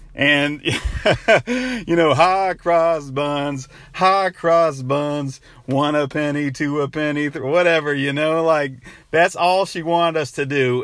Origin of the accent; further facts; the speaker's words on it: Denver, North Carolina, United States; moved away; I'm actually in my hometown of Denver, North Carolina right now